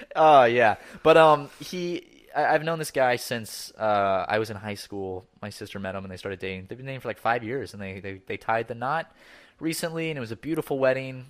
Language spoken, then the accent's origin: English; Charleston, United States; born or raised there; moved away